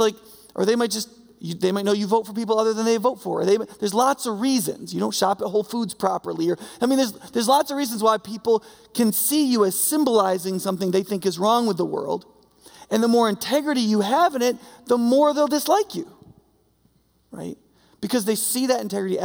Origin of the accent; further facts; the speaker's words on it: New York, United States; moved away; I'm from New York, the snow belt of New York